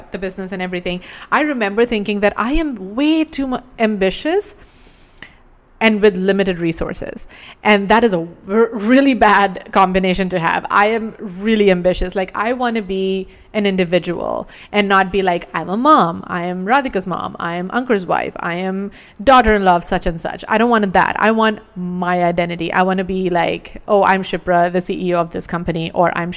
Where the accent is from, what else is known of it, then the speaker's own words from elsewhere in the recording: India; moved away; I grew up in India